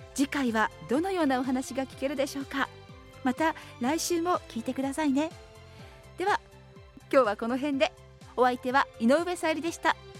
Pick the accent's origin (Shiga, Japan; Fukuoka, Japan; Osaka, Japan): Shiga, Japan; 私滋賀県人だから